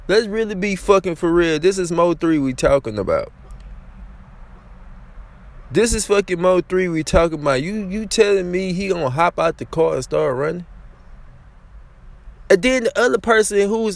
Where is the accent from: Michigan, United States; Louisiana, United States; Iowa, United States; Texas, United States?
Louisiana, United States; I'm from Louisiana